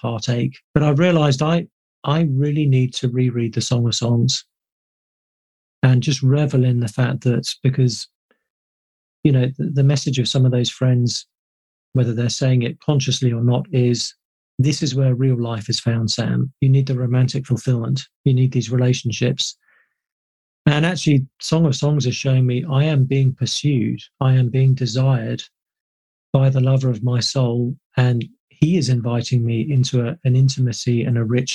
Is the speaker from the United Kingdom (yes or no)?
yes; United Kingdom; being British